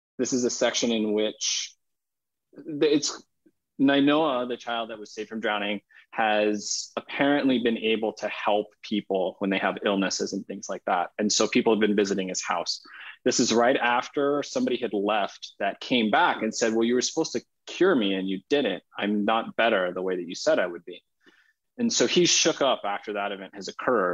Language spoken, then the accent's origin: English; Hawaii, United States; moved away; also born or lived in continental United States; growing up in Hawaii and leaving the islands and coming to the continental United States